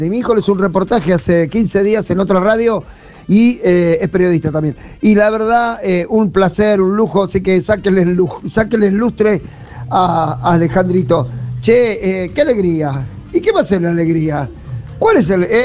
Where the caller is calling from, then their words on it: Mar del Plata, Buenos Aires Province, Argentina; de Mar del Plata